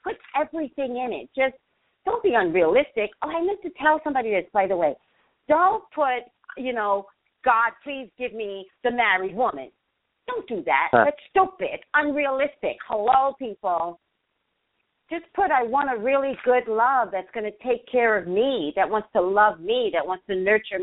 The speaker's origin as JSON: {"language": "English", "town": "New York City", "region": "New York", "country": "United States", "tie": "born or raised there", "moved": "yes", "lives_now": "Los Angeles, United States", "said": "I'm a native New Yorker, Staten Island."}